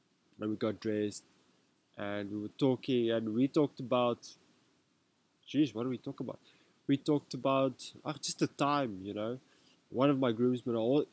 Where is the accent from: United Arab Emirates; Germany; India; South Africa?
South Africa; Rustenburg, North West; first language Afrikaans; English is a second language; Me, I grew up in Rustenburg. I'm actually Afrikaans.